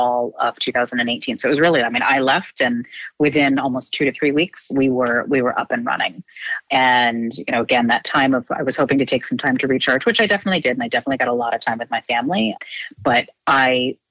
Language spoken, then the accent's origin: English; Rhode Island, United States; I grew up in Rhode Island.